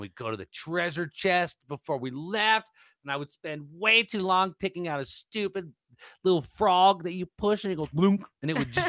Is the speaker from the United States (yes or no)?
yes; Colorado, United States